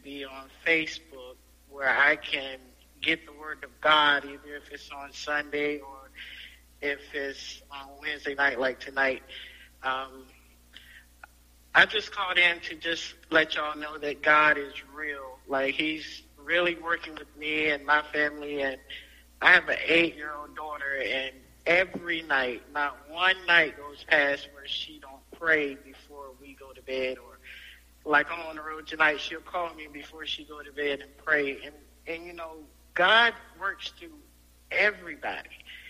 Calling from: Washington, District of Columbia, United States; I'm calling in from Washington, D.C.

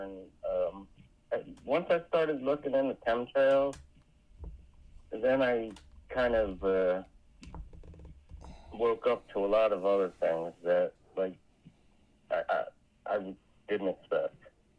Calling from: Florida, United States

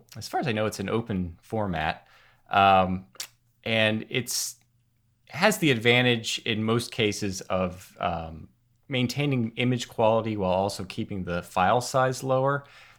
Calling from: Carlisle, Pennsylvania, United States; I'm in Carlisle, Pennsylvania, over in the USA.

